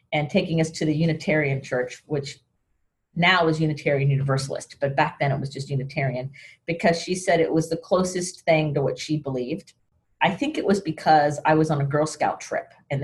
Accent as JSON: {"language": "English", "town": "Sarasota", "region": "Florida", "country": "United States", "tie": "born or raised there", "said": "I was raised in Sarasota"}